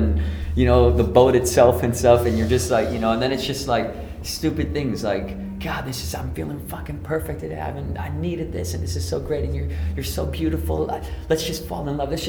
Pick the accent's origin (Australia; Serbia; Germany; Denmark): Denmark; moved away; we're from Denmark